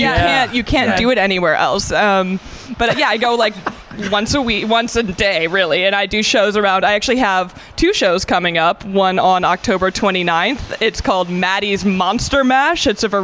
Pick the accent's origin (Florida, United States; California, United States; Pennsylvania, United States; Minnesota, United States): California, United States; moved away as an adult; now in Pittsburgh, United States; I'm from California.